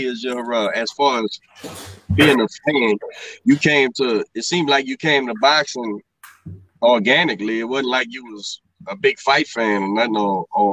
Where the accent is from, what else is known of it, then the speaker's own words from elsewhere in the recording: Marrero, Louisiana, United States; I'm a Ames Boulevard boy, man. I'm from Marrero